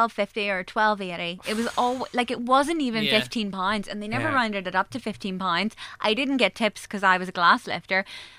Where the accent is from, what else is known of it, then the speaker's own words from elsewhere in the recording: Macclesfield, North West England, United Kingdom; my hometown of Macclesfield.